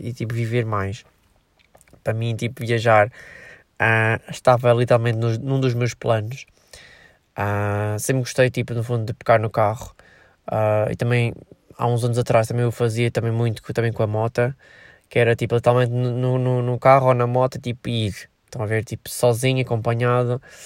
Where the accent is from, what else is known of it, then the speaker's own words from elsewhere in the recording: Viseu, Centro, Portugal; Eu sou de Viseu